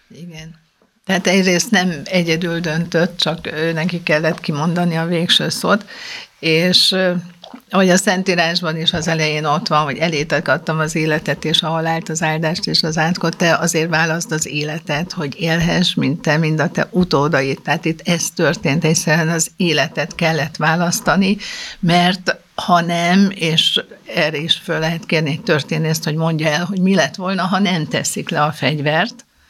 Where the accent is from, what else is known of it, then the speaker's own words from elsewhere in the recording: Budapest, Hungary; Egy nagyon jó budai iskolába jártunk, négyen testvérek